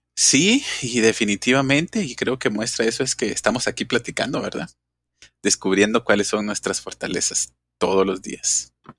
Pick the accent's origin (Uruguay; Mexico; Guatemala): Guatemala; como guatemalteco